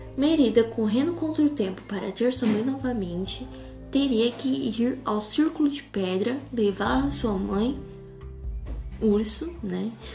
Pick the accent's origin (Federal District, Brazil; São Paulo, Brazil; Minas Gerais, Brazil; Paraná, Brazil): Paraná, Brazil; Colorado; sou do Paraná, Colorado, Brasil